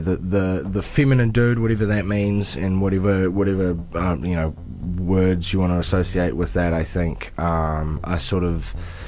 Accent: New Zealand; as a Kiwi bloke

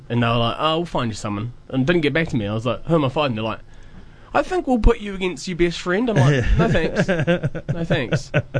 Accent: Dunedin, Otago, New Zealand; moved away; wrestling in my hometown

